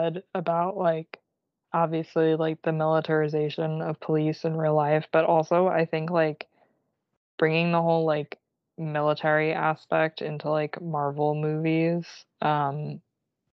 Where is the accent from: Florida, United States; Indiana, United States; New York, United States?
New York, United States; I'm like a New Yorker